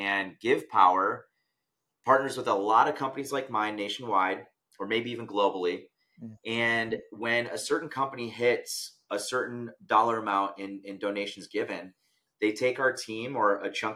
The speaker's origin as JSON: {"language": "English", "country": "United States", "tie": "born or raised there", "said": "I was born in America"}